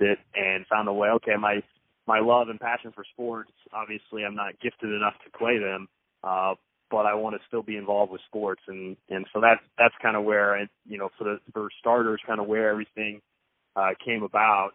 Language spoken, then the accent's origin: English; Kansas City, Missouri, United States; moved away as an adult; also born or lived in Lawrence, Kansas; now in Boise, United States; I'm from Kansas City, grew up in Kansas City, and up until moving out here to Boise, I mean, that's where I've lived my entire life prior